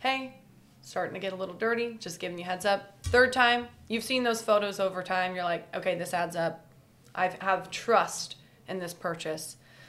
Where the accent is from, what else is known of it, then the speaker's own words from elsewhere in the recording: Kansas City, United States; I'm also from the Kansas City region.